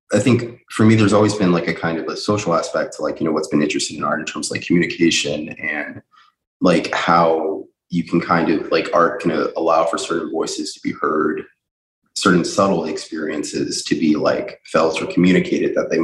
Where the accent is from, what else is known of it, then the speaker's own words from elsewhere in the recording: Chicago, Illinois, United States; now in New York City, United States; growing up in Chicago, in Hyde Park